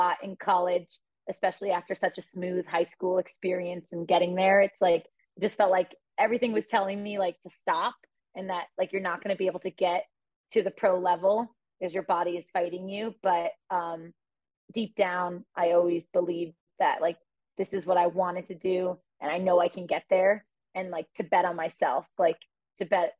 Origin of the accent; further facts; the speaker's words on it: United States; now in Boulder, United States; It's 15 minutes from my hometown